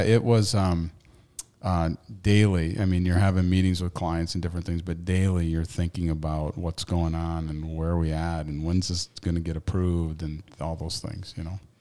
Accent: Waterville, Maine, United States; growing up in Waterville, nineteen ninety-two graduate

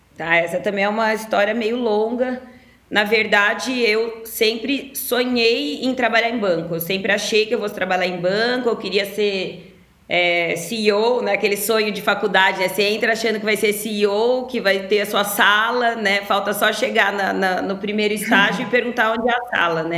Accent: Ribeirão Preto, São Paulo, Brazil; moved away as an adult; me mudei para São Paulo, que eu sou de Ribeirão Preto

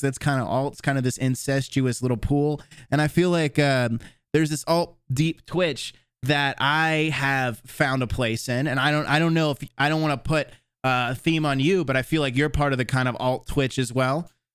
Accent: Tallahassee, Florida, United States; moved away; my hometown of Tallahassee

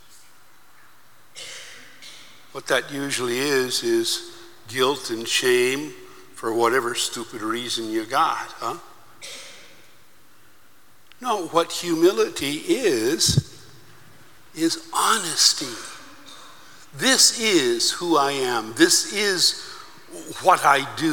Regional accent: United States; I'm from the United States

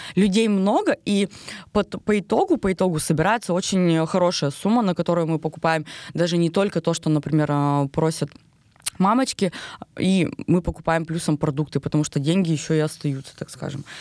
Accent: Pervouralsk, Sverdlovsk Oblast, Russia; also born or lived in Vladimir; Маленький город, Первоуральск, это уже мой родной город, то есть э, здесь я выросла.

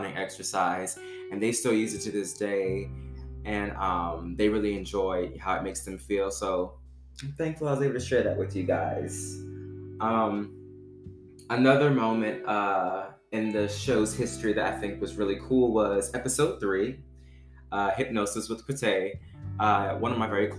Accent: Baton Rouge, Louisiana, United States; moved away; I'm from Louisiana originally. Shout out to Baton Rouge. That's where I'm from

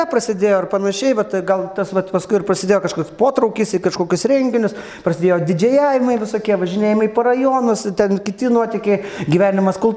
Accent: Kavoliškis, Panevėžys County, Lithuania; also born or lived in Rokiškis; Aš gimiau Rokiškėje, gyvenau visą laiką Kavalyškėje, šalia Rokiškė, 3 km.

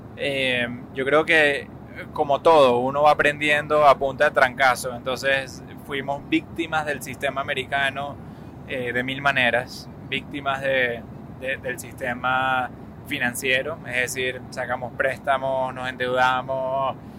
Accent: Venezuela; moved away as an adult; now in United States; creciendo en Venezuela lo sabía, yendo a la Universidad Metropolitana

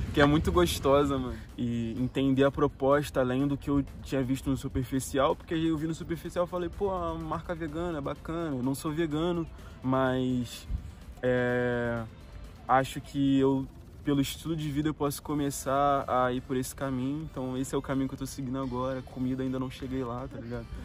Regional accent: Rio de Janeiro, Brazil; moved away as an adult; now in Portugal; eu saí do Rio de Janeiro, zona norte do Rio de Janeiro

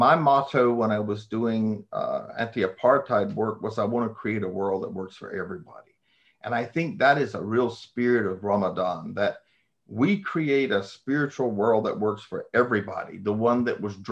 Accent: United States; I am an American, seven generations.

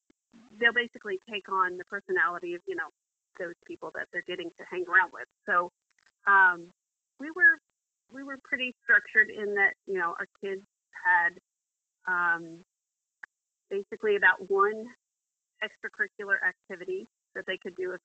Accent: Missouri, United States; also born or lived in Virginia; So we moved from Missouri to Virginia and lived there for 4 years before coming back to Missouri

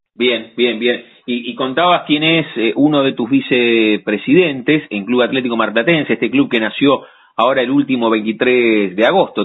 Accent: La Plata, Buenos Aires Province, Argentina; haber nacido en la ciudad de La Plata, que somos súper platenses nosotros

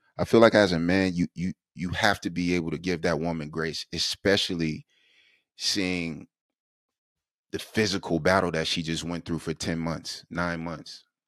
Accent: South Carolina, United States; Born and raised in South Carolina

